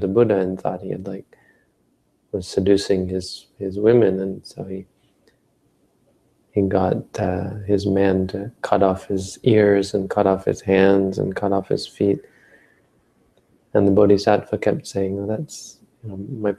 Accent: Northern Ontario, Canada; I grew up in Northern Ontario

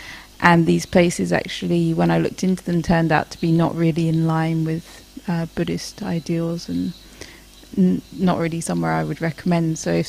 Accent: England, United Kingdom; moved away; my home country in England

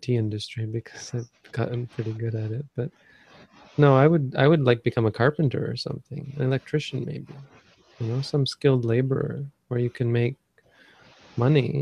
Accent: Canada; now in Thailand

